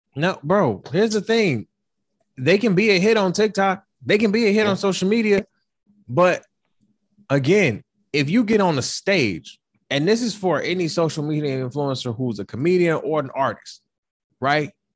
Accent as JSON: {"language": "English", "town": "Detroit", "region": "Michigan", "country": "United States", "said": "I'm from Detroit"}